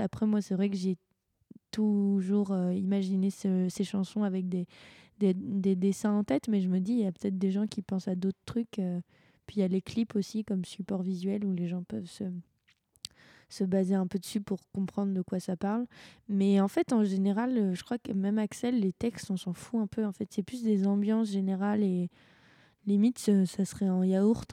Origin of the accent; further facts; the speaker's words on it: France; on est français